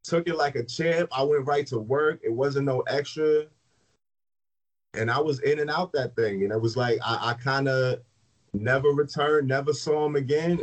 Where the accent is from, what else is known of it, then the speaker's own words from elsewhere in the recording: New Jersey, United States; moved away; I'm from Jersey, so I was in Jersey